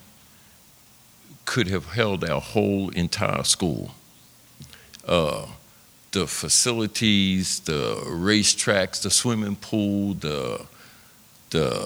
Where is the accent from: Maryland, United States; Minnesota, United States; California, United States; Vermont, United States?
Maryland, United States; Baltimore; I grew up in West Baltimore near Pennsylvania Avenue.